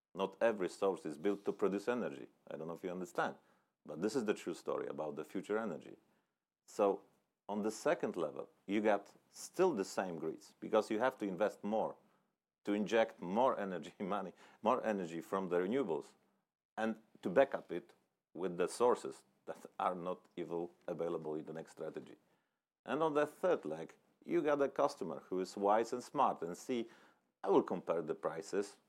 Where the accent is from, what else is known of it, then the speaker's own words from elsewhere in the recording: Poland; I was born in the Poland where there was a still communist country